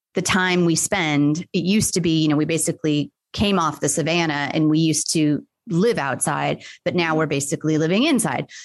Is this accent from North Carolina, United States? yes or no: no; Los Angeles, California, United States; now in Atlanta, United States; where I grew up in Los Angeles